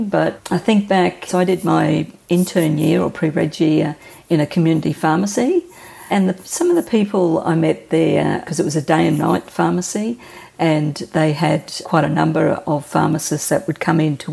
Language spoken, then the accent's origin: English; Brisbane, Queensland, Australia; I've lived in Brisbane all my life